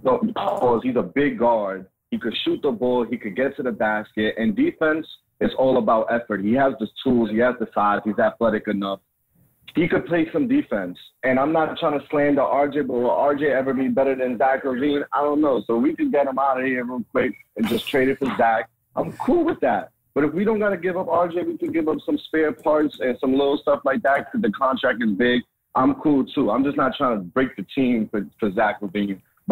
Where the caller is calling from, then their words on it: Manhattan, New York, United States; What's up? It's … from Manhattan.